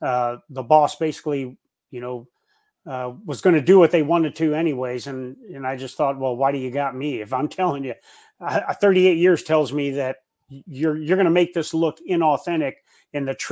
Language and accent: English; Davenport, Iowa, United States; I grew up in Davenport, Iowa, Quad Cities, USA